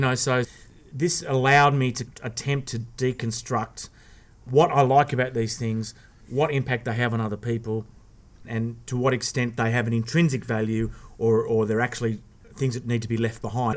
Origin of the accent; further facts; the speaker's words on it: Sydney, New South Wales, Australia; I was adopted, and and I was I was born in Sydney